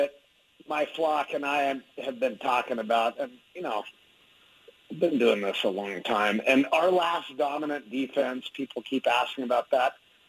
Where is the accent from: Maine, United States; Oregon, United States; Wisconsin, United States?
Oregon, United States; Eugene; now in Albuquerque, United States; I actually live in Albuquerque. I say I'm from Eugene because that's where I became a man.